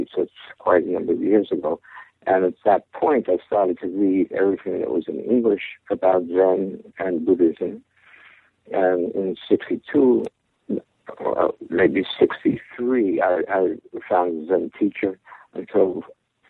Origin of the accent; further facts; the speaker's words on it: New York City, New York, United States; I was born in Brooklyn, New York, in a Jewish family